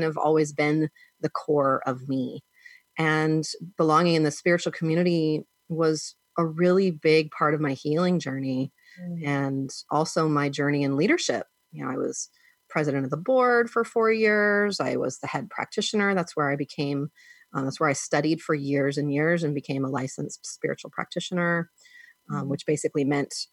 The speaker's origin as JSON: {"language": "English", "region": "Southern California", "country": "United States", "tie": "born or raised there", "also_born_or_lived": "Oregon", "moved": "as an adult", "said": "I grew up in Southern California"}